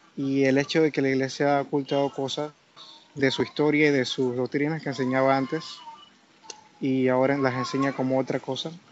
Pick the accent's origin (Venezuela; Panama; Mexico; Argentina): Panama; Yo soy de Panamá.